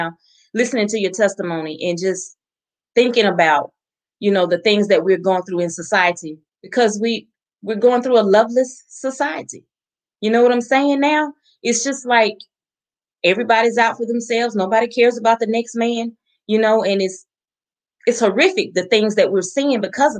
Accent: the South, United States; Southern girl. Just like me, little Southern girl.

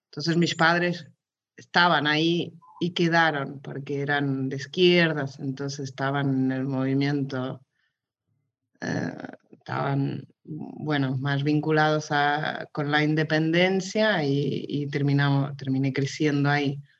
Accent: Mozambique; also born or lived in Barcelona, Spain / Lisbon, Portugal; de ahí ya me fui a Lisboa y fuimos a, Mozambique, yo crecí en Mozambique y después volvimos ahí un año antes de venir acá.

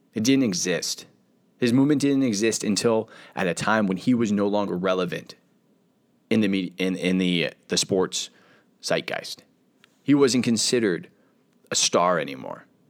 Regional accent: United States; being an American

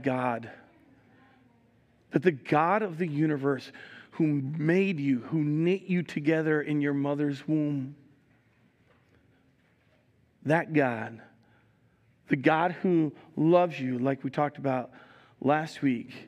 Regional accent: New Jersey, United States; I'm from Jersey

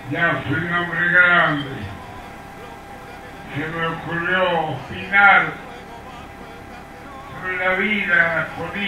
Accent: Argentina; somos los argentinos traviesos

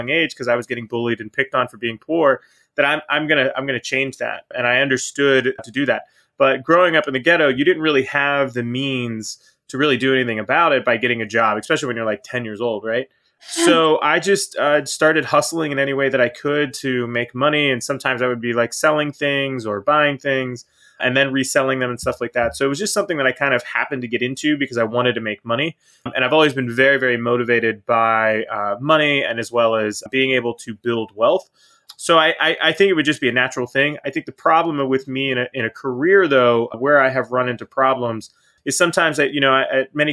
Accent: Pittsburgh, Pennsylvania, United States; now in Florida, United States; I'm originally from Pittsburgh, Pennsylvania. So up north, northeast, nice cold place. It wasn't a bad place to grow up

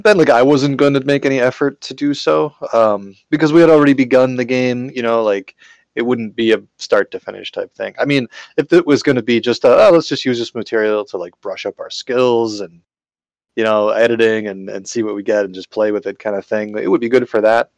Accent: Marshfield, Wisconsin, United States; also born or lived in Madison; I'm from Marshfield. You know, there's like nothing going on up there

